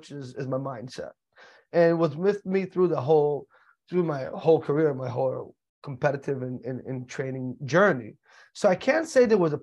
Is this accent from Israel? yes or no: yes; Israel; moved away as an adult; also born or lived in United States; I was born and raised in the United States, but in a very early age, I moved to the state of Israel